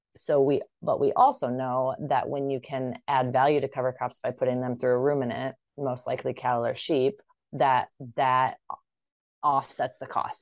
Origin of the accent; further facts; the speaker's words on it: Iowa, United States; moved away; also born or lived in upstate New York; I'm originally from Iowa